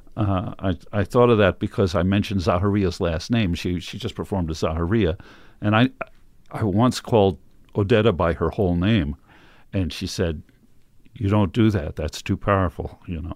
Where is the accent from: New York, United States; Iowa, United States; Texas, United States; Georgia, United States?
New York, United States; Westchester County; I grew up in, uh, Westchester County